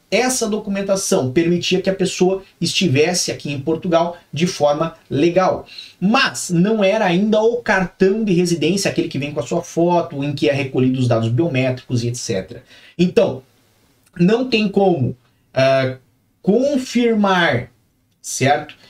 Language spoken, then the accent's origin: Portuguese; Curitiba, Paraná, Brazil; minha terra natal é Curitiba, é onde nasci